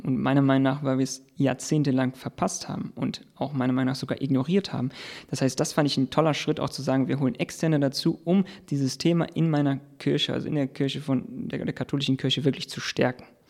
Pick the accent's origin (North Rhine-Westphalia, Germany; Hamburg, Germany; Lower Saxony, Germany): North Rhine-Westphalia, Germany; near the Fortuna open-cast mine; im Prinzip bin ich direkt in der Nachbarschaft aufgewachsen